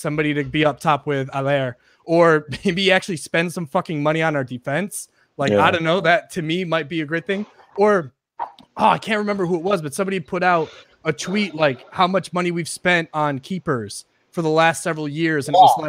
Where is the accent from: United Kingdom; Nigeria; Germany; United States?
United States